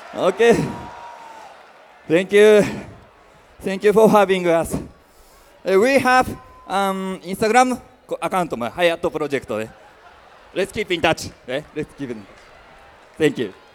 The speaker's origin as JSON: {"language": "English", "country": "Japan", "said": "We are from Japan."}